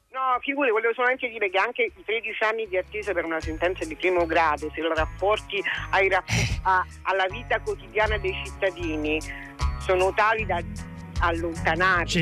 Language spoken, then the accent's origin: Italian; province of Caserta, Campania, Italy; Lavorando in campagna, sul mio territorio, in provincia di Caserta